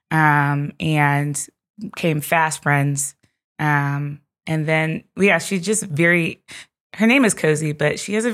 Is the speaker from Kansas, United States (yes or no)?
yes; Kansas City, Kansas, United States; I grew up in Kansas City. Which part? Kansas.